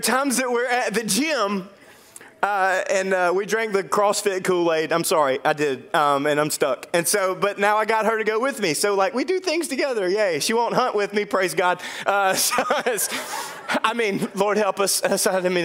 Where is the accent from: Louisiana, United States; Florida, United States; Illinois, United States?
Louisiana, United States; Dorcheat Bayou, North; I grew up on the Dorchit Bayou